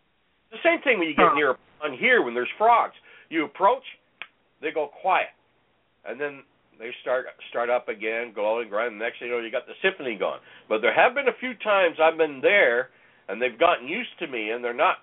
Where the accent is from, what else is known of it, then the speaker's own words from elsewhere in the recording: Ontario, Canada; now in British Columbia, Canada; growing up in Ontario in the bush, it was never quiet.